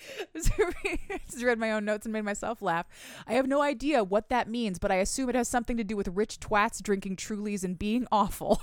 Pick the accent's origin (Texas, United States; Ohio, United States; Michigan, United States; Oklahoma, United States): Michigan, United States; I'm from Michigan. We have lakes